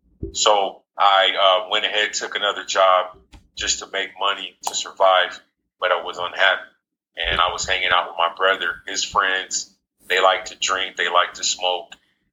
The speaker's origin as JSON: {"language": "English", "town": "San Diego", "region": "California", "country": "United States", "tie": "born or raised there", "also_born_or_lived": "Jacksonville, Florida", "said": "I was born in Jacksonville, Florida. I currently reside in Jacksonville, Florida, but don't know too much about it. I was raised in San Diego, California. Was a Navy brat."}